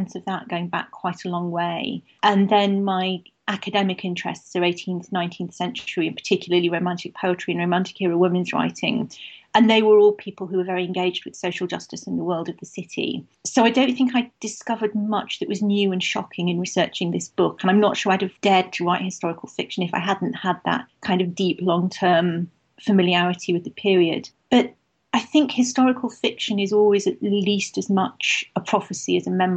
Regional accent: Manchester, North West England, United Kingdom; I grew up in Manchester

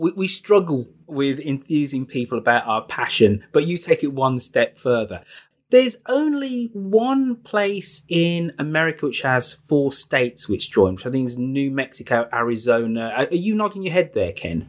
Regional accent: Birmingham, West Midlands, United Kingdom; my hometown in Birmingham

